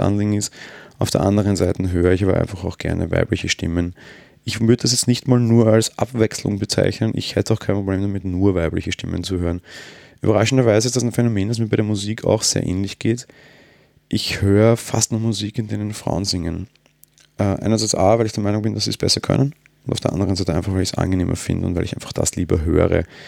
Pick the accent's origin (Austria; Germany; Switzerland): Austria; Bin Österreicher